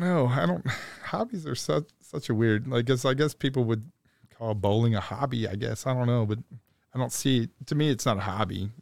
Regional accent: Dayton, Ohio, United States; moved away as an adult; now in Louisville, United States; I'm originally from Dayton, Ohio. I went to a public school in Dayton, Ohio

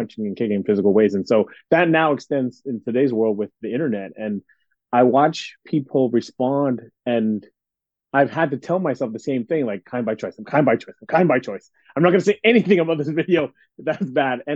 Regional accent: Canada; born and raised in Canada

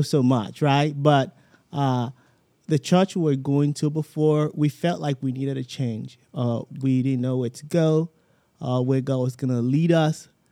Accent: Southwest Nigeria, Nigeria; moved away as an adult; now in United States; I grew up like, kinda like in the Southwest

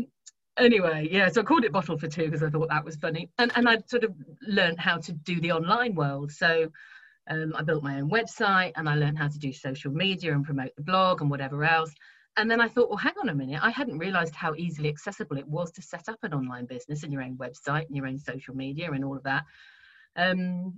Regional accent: Rutland, East Midlands, United Kingdom; also born or lived in Colsterworth, Lincolnshire; I grew up in Rutland, which is the smallest county in the country

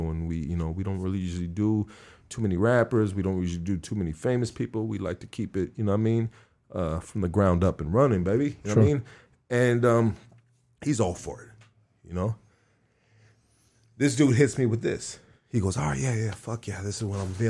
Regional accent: Los Angeles, California, United States; I'm from Highland Park.

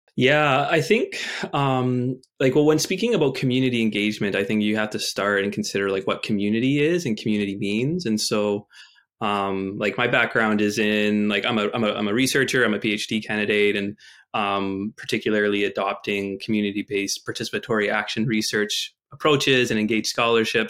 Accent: Winnipeg, Manitoba, Canada; I grew up in Winnipeg, Manitoba

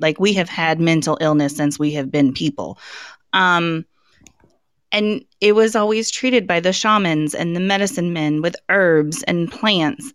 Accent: Colorado, United States; moved away; I grew up in Colorado. That's my, that's my home state

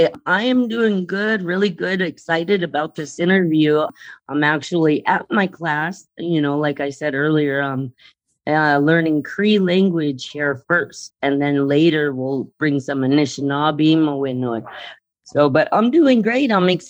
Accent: Great Falls, Montana, United States; also born or lived in Rocky Boy Reservation, Montana; now in Rocky Boy, United States; I am part Irish, but more than that, I'm a Chippewa Cree. And so I grew up in Great Falls, Montana, which is an urban setting. You know, very little access to cultural language or knowledge or anything cultural, really. Very little access there.

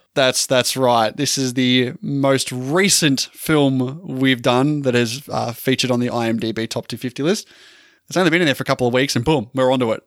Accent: Australia; I'm an Australian

